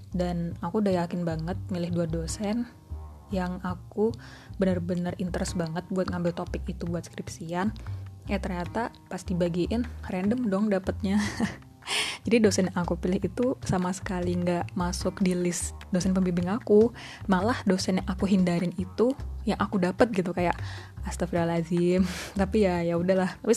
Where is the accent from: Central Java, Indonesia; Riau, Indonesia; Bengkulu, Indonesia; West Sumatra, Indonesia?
Central Java, Indonesia; Surakarta; Aku orang asli Solo.